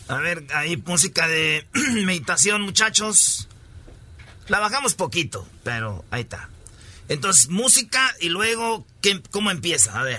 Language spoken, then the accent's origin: Spanish; New Orleans, Louisiana, United States; Spanish is a second language; soy de Nueva Orleans.